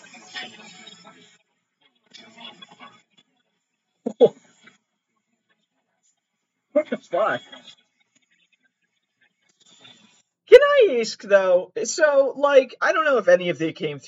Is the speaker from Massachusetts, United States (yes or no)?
yes; Massachusetts, United States; accent: Boston Italian; I'm from Massachusetts